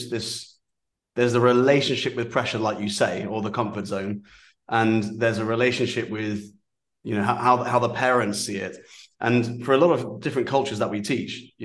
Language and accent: English; Aldershot, South East England, United Kingdom; I grew up in an army environment. I grew up in Aldershot.